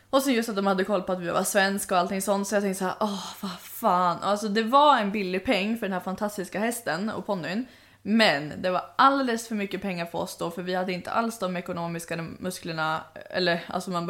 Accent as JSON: {"language": "Swedish", "country": "Sweden", "said": "hur visste du att jag var svensk? Alltså jag ville bara ta typ strypgrepp på honom bara, hur visste du att jag var svensk?"}